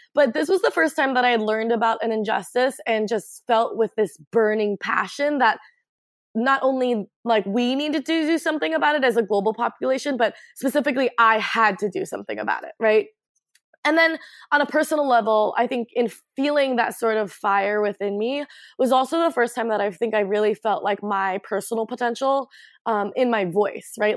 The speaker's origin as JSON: {"language": "English", "town": "Portland", "region": "Oregon", "country": "United States", "tie": "born or raised there", "said": "I grew up in Northwest on 18th and Flanders, like ah. right in the Alphabet District"}